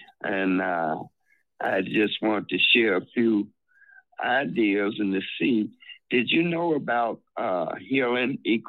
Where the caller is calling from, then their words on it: Chicago, Illinois, United States; from Chicago.